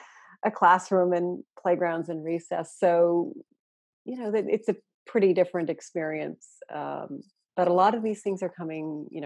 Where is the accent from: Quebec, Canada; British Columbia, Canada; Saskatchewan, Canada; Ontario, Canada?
British Columbia, Canada; Telegraph Creek; moved away; also born or lived in Vermont, United States; I was born in Vermont. Okay. And I moved when I was a year old to Telegraph Creek, which even by our collective standards is pretty far north and pretty remote.